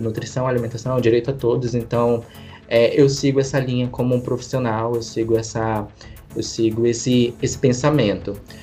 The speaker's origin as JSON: {"language": "Portuguese", "town": "Manaus", "region": "Amazonas", "country": "Brazil", "said": "sou de Manaus"}